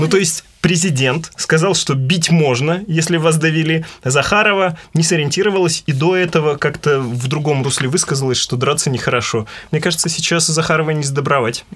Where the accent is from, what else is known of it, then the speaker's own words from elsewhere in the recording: Perm, Perm Krai, Russia; Как пермяк вам хочу рассказать